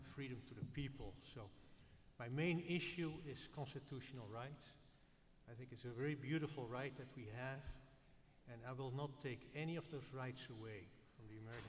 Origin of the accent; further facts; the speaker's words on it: Amsterdam, North Holland, Netherlands; now in Portland, United States; I'm an immigrant from the Netherlands, Old Amsterdam, not New Amsterdam.